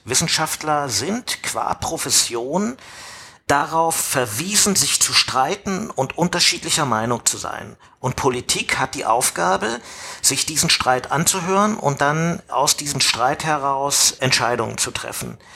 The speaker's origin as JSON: {"language": "German", "region": "East Germany", "country": "Germany", "said": "Also ähm, ich bin Ossi. Ja, und irgendwann hat das Land, in dem ich gelebt habe, sich sozusagen einem anderen Land angeschlossen"}